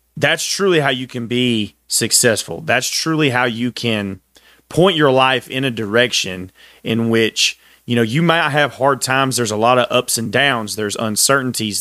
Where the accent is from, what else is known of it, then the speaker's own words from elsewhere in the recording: Texas, United States; I'm from Texas, very proud Texan